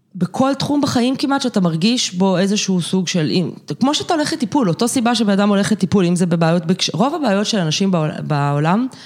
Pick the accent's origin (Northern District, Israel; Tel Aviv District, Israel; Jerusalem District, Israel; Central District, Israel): Jerusalem District, Israel; Jerusalem; אני ירושלמית במקור